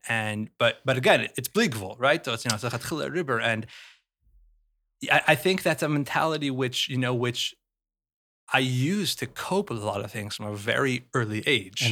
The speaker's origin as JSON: {"language": "English", "town": "Salt Lake City", "region": "Utah", "country": "United States", "tie": "born or raised there", "said": "I grew up in Salt Lake City"}